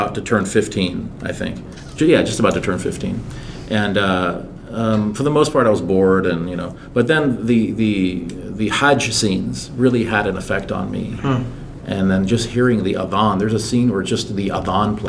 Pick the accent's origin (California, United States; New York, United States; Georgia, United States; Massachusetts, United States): California, United States; San Ramon; also born or lived in Iran; I grew up in the Bay Area